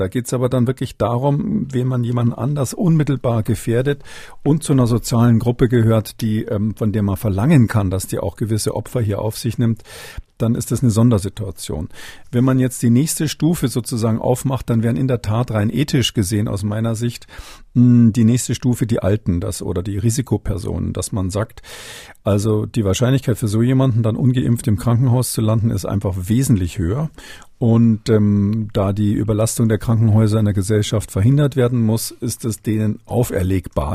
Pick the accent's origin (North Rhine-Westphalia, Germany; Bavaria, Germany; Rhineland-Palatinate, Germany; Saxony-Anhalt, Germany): Bavaria, Germany; Munich; moved away; als Münchner, Ex-Münchner